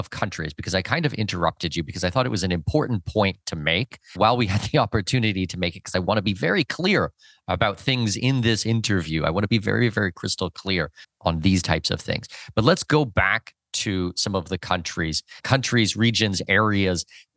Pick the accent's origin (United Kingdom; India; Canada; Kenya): Canada; I'm a Canadian citizen. I was born and raised in Canada